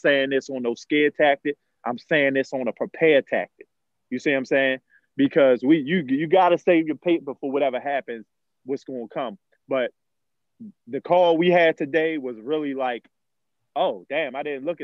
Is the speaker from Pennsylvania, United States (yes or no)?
no; Baltimore, Maryland, United States; I'm from Baltimore. As we know, I'm from Bmore. I'm from Emerson and Monroe, all the roughest neighborhoods